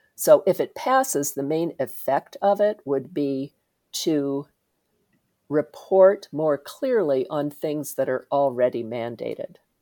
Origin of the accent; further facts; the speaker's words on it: Indiana, United States; I grew up in Indiana